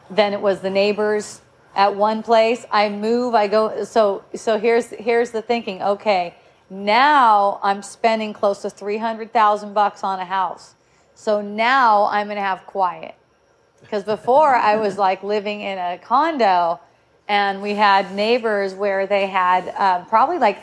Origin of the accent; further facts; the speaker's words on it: Southern California, United States; we're from Southern California